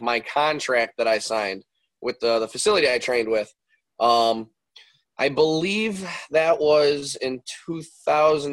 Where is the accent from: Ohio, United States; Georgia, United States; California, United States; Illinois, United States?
Illinois, United States; Westmont; also born or lived in Darien, Illinois; So I grew up in the west suburbs of Chicago. I've always been out here. I grew up in Westmont, and later on in life, we would move from Westmont to Darien.